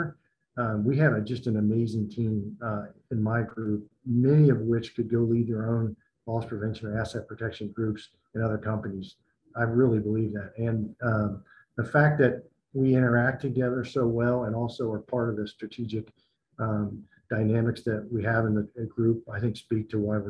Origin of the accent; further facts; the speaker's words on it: north of Cincinnati, Ohio, United States; moved away; also born or lived in Tennessee; my dad was a municipal judge in my hometown, and his dad was a judge as well in Ohio. So I'm from the Ohio area, north of Cincinnati